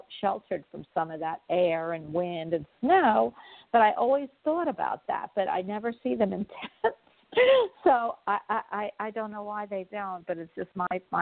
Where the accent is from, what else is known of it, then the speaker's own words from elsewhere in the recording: Havertown, Pennsylvania, United States; I'm from Philadelphia